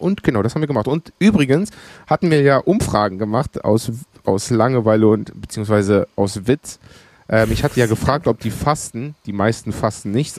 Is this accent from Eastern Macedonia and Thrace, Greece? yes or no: yes; Evros, Eastern Macedonia and Thrace, Greece; moved away; da oben, wo ich herkomme, gibt es auch sehr, sehr viele Gerichte, die auch von dort kommen. Thraki ist